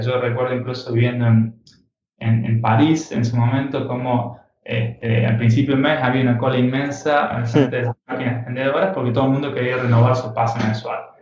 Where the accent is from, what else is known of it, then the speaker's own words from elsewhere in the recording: Argentina; also born or lived in United States; now in Barcelona, Spain; siendo un poco argentino, mujer francesa